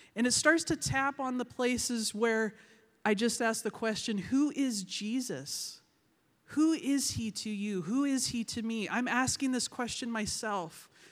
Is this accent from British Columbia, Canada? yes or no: yes; Vancouver, British Columbia, Canada; I am from Vancouver, British Columbia.